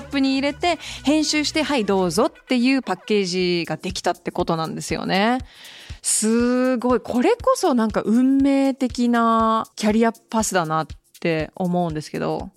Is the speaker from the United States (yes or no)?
yes; Hawaii, United States; 私もハワイ出身なんで、すっごく小さな島で